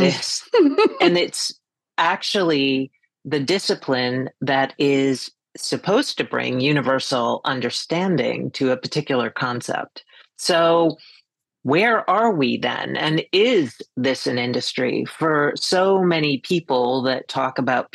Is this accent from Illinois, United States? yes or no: no; Boston, Massachusetts, United States; moved away as an adult; also born or lived in New York; now in Greenport, United States; I was born in New York, grew up in the Boston area, and in 1996 got recruited by Ogilvy and Mather to come to New York